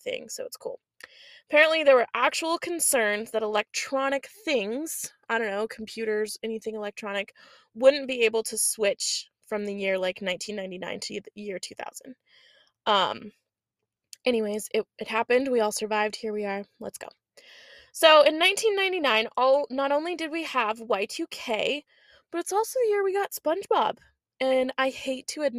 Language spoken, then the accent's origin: English; Oregon, United States; I grew up in Oregon